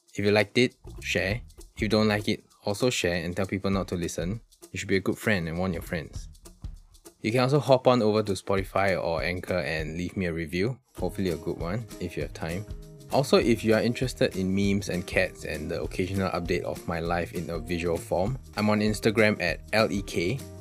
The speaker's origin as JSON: {"language": "English", "country": "Singapore", "said": "I genuinely have never been more ashamed to identify myself as a Singaporean during that period."}